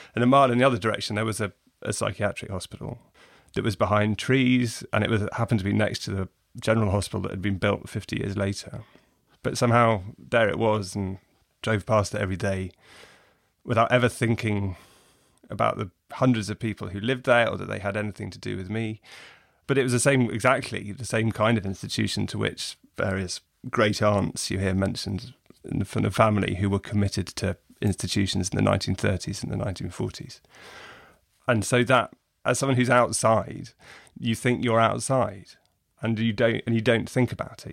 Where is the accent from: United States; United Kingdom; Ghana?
United Kingdom; England; as an English reader